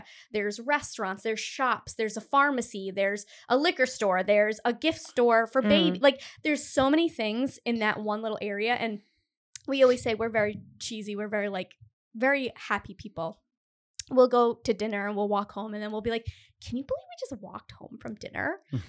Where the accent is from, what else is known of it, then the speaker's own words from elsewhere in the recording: Cumberland, Rhode Island, United States; because I'm from Cumberland originally, Cumberland, Rhode Island, which there is no like town center.